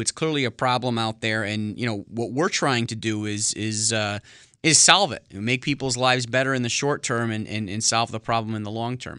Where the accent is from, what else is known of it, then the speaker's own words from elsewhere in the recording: New Britain, Connecticut, United States; also born or lived in West Hartford, Connecticut; I'm from, uh, central Connecticut, born and raised in New Britain.